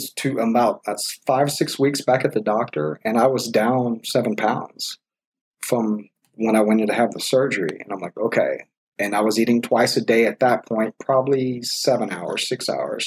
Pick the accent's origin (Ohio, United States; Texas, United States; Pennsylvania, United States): Texas, United States; We're from Texas, you know, we like to go out, go country dancing, drink your beer